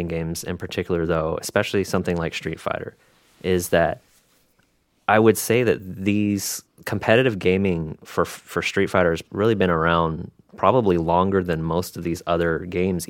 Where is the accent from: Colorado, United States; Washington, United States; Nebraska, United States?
Washington, United States; Seattle; I grew up mostly in the Seattle area